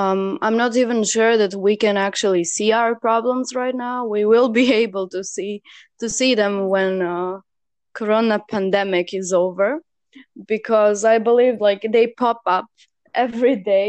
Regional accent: Serbia; I'm from Serbia.

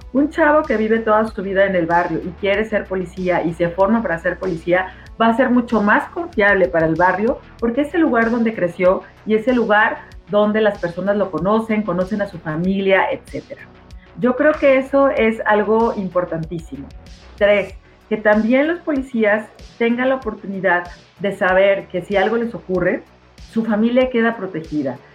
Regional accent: Guadalajara, Jalisco, Mexico; nuestra ciudad

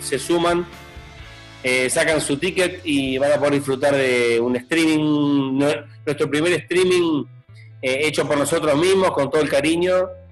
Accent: Uruguay

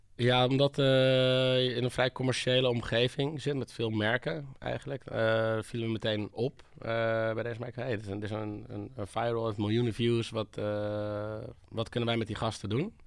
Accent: Hoorn, North Holland, Netherlands; now in Amsterdam, Netherlands; ik kom uit Hoorn, een klein, eh, klein stadje boven Amsterdam

